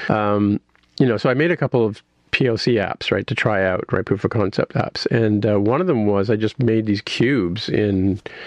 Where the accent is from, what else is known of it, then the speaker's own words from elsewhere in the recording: Canada; being Canadian